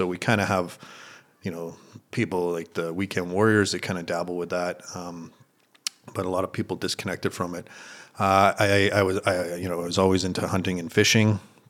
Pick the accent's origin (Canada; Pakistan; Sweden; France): Canada; Ontario; I was originally from Northern Ontario in Canada. I was an outdoors guy.